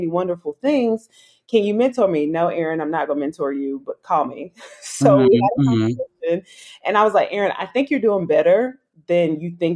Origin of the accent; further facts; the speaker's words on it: South Carolina, United States; I'm from South Carolina